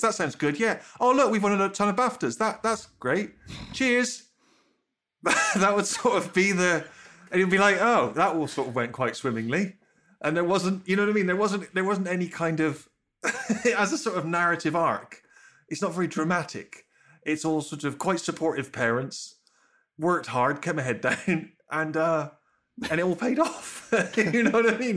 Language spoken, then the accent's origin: English; Bristol, South West England, United Kingdom; growing up in Bristol